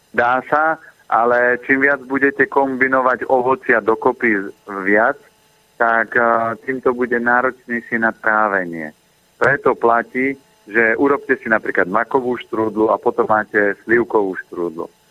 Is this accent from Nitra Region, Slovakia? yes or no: no; Orava, Žilina Region, Slovakia; Ja som vyrastal na Orave